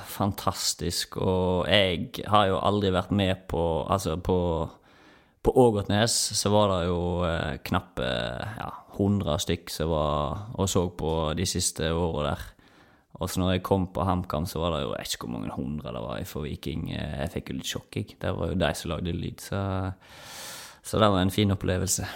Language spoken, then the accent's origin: Norwegian; Omvikedal, Vestland, Norway; moved away as an adult; now in Stavanger, Norway; den lokale elva hjemme i Omvikedal